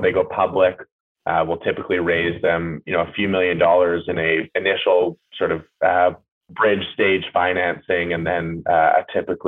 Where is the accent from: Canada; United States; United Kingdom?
Canada; Port Moody, British Columbia; I grew up just outside of Vancouver. I'd call Port Moody my hometown